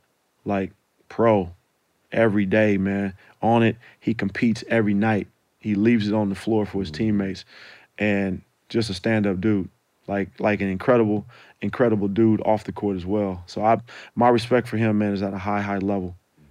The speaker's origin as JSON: {"language": "English", "region": "California", "country": "United States", "said": "I'm from the Bay, you know."}